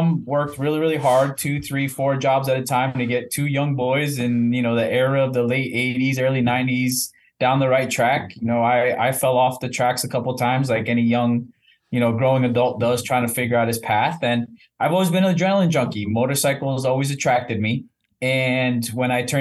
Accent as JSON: {"language": "English", "town": "Elizabeth", "region": "New Jersey", "country": "United States", "tie": "born or raised there", "said": "I was born and raised in Elizabeth, New Jersey"}